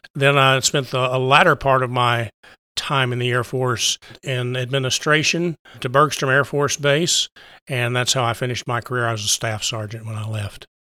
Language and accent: English; Texas Panhandle, United States; also born or lived in Austin, Texas; Grew up out on the plains in, in Panhandle